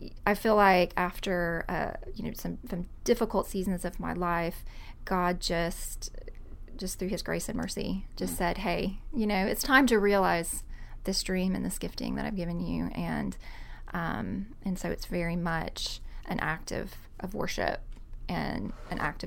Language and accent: English; College Park, Georgia, United States; my hometown, College Park, Georgia